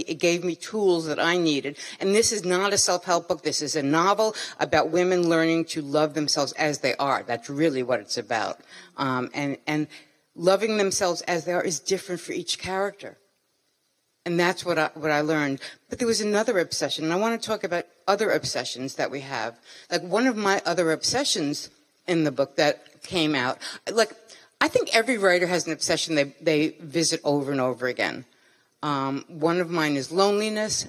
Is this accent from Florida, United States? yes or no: no; New York City, New York, United States; I'm from Brooklyn.